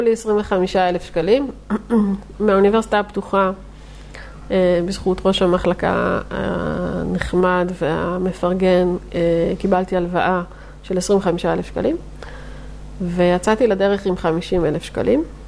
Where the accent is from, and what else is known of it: Netanya, Central District, Israel